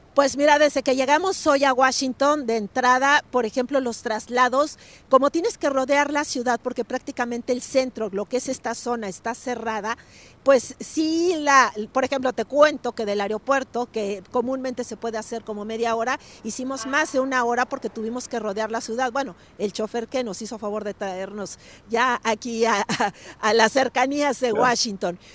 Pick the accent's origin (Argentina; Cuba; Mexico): Mexico; now in United States; nosotros como mexicanos